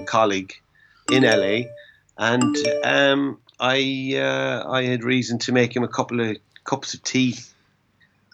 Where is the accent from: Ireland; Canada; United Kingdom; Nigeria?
Ireland; being Irish and being based in Europe